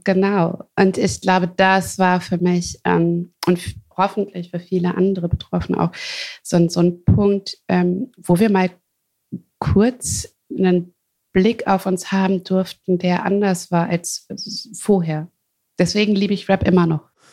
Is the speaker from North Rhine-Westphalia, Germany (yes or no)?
yes; Hagen, North Rhine-Westphalia, Germany; also born or lived in Wuppertal; ich äh, bin in Ruhrpott geboren, in Hagen.